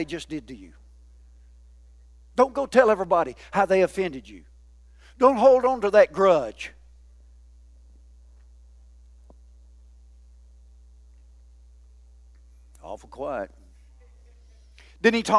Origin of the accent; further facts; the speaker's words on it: the South, United States; I'm a Southerner